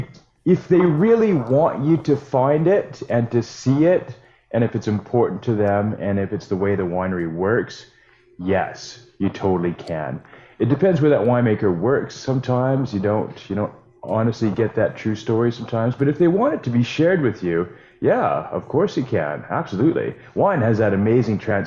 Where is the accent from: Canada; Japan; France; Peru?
Canada; Saskatoon, Saskatchewan; now in Calgary, Canada; I grew up in Saskatoon.